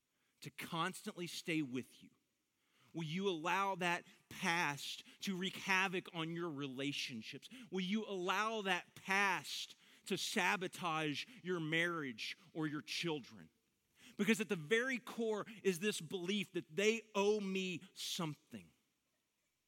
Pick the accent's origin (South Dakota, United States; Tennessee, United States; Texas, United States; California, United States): Texas, United States; Dallas–Fort Worth Metroplex; I grew up in the Metroplex